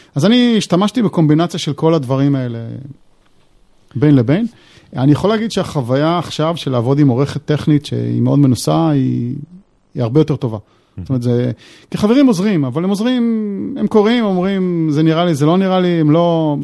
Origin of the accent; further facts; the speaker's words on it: Israel; אנחנו גם בתור ישראלים